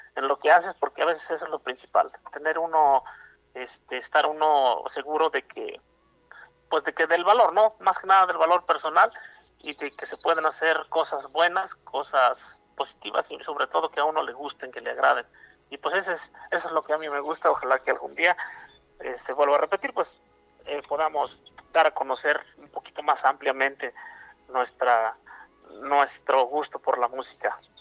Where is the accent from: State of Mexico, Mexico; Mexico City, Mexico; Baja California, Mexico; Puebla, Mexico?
Puebla, Mexico; soy un cantautor poblano